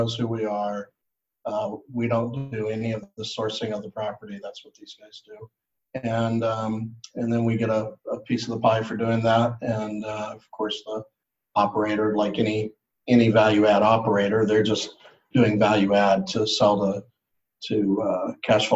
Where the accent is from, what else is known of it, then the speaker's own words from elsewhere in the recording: Cupertino, California, United States; I was born and raised in Cupertino.